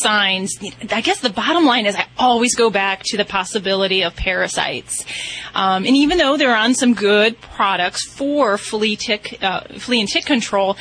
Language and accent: English; Indiana, United States; moved away; That's where I hail from